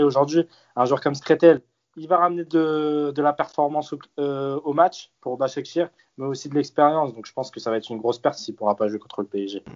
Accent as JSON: {"language": "French", "country": "Turkey", "said": "on est turc"}